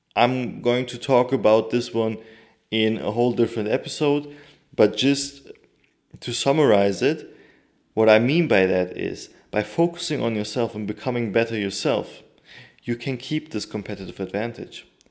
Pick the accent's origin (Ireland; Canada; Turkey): Turkey; my home country